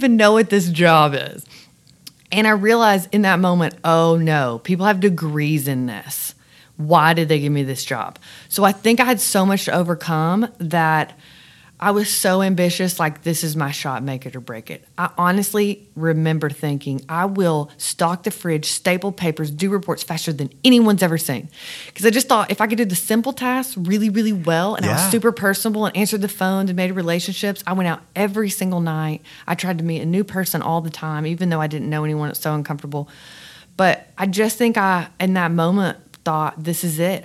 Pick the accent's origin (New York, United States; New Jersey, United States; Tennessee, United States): Tennessee, United States; Winchester; moved away as an adult; also born or lived in Nashville; My babysitter in my tiny, tiny small town in Tennessee